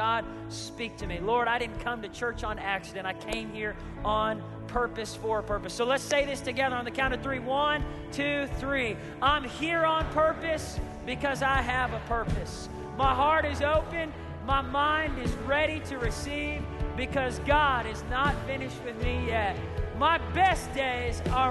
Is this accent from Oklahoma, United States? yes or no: yes; Tulsa, Oklahoma, United States; I said, "Tulsa, Oklahoma."